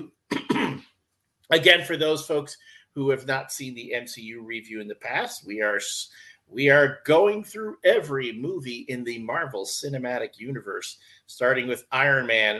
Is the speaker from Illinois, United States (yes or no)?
yes; Chicago, Illinois, United States; I am growing up on the South Side in the 80s